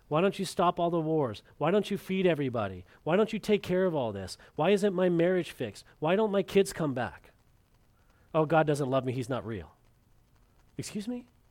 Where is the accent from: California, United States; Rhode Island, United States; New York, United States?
California, United States; moved away; my brother and I, when we were growing up in California